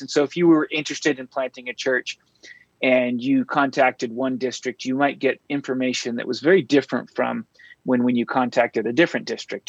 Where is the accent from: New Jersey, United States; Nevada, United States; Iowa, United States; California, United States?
California, United States; San Diego; also born or lived in Berkeley, California; I'm a native Californian and I grew up in San Diego